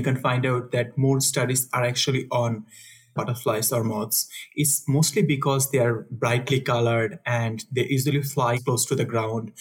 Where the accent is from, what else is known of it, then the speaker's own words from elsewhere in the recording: Dhaka, Dhaka Division, Bangladesh; moved away as an adult; also born or lived in India; I'm originally from Bangladesh, but I was in a village, which is like several hundred kilometers from the city.